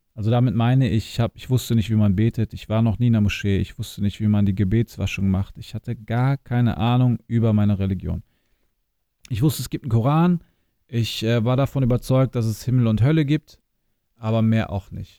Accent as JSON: {"language": "German", "area": "near Hanover", "region": "Lower Saxony", "country": "Germany", "tie": "born or raised there", "moved": "yes", "lives_now": "Düsseldorf, Germany", "said": "geboren und aufgewachsen in Niedersachsen in der Nähe von Hannover, in einem kleinen Ort, 20.000 Einwohner ungefähr, und habe meine Wurzeln in Bosnien"}